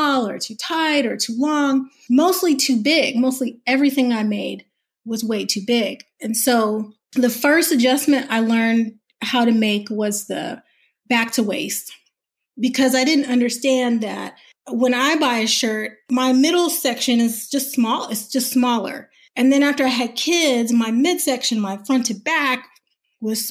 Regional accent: the South, United States; I'm a Southerner

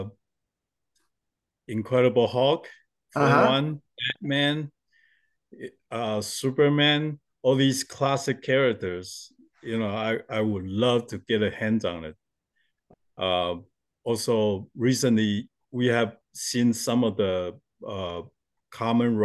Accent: Taiwan; I was born in Taiwan, and since we're very close to Japan

